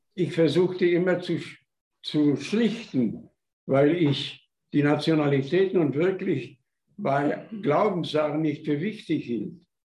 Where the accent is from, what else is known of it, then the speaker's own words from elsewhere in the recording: Upper Silesia, Gogolin/Kostwilitz area, Opole Voivodeship, Poland; moved away as an adult; now in Germany; von meiner Heimatstadt Kostwilitz